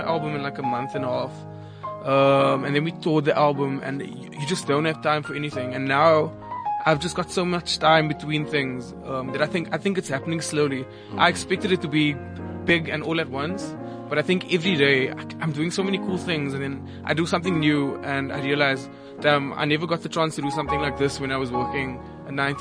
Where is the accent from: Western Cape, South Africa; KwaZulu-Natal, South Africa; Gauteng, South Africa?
Western Cape, South Africa; Cape Town; I'm from Cape Town